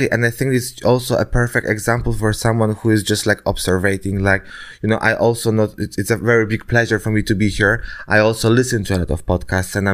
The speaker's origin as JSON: {"language": "English", "country": "Denmark", "tie": "born or raised there", "said": "not only in the, in the, in my country when I was born or in Denmark when I was growing up. I just like wanted more."}